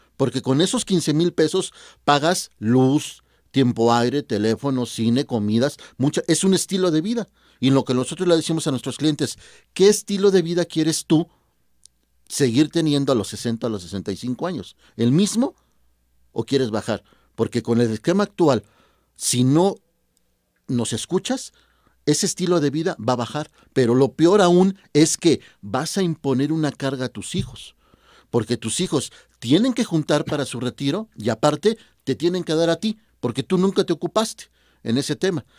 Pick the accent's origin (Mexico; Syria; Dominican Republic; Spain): Mexico; somos mexicanos